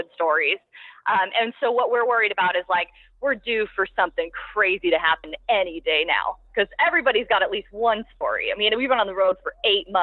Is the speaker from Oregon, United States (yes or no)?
yes; Oregon, United States; moved away as an adult; now in El Salvador; growing up in Oregon and spending some time in Oregon